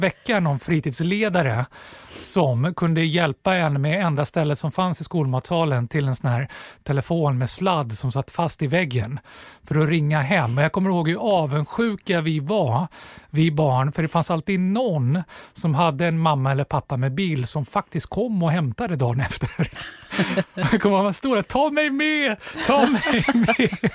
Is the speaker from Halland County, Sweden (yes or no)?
no; Stockholm, Stockholm County, Sweden; born or raised there